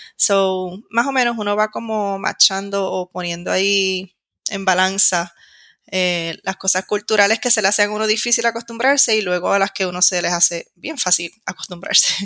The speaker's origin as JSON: {"language": "Spanish", "country": "Puerto Rico", "moved": "as an adult", "lives_now": "Madrid, Spain", "said": "soy de Puerto Rico"}